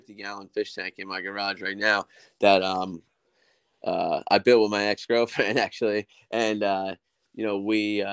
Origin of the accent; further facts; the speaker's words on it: New Jersey, United States; we're from New Jersey